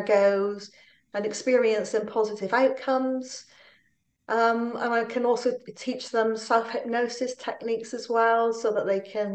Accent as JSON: {"language": "English", "town": "Plymouth", "region": "South West England", "country": "United Kingdom", "moved": "yes", "lives_now": "Newport, United Kingdom", "said": "I'm originally from Plymouth"}